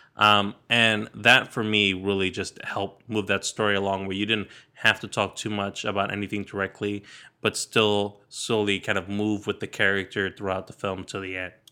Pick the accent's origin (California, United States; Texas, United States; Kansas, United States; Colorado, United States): California, United States; Sacramento; I grew up in Sacramento, in California.